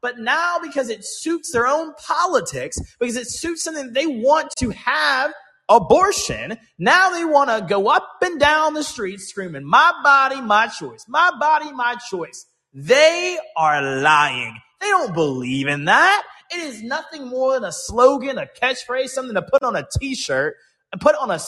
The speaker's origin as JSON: {"language": "English", "region": "Georgia", "country": "United States", "tie": "born or raised there", "said": "my home state of Georgia"}